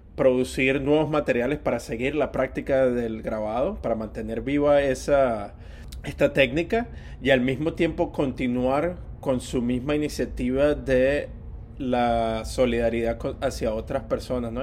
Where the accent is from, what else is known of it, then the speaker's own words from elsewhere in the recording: Venezuela; yo soy venezolano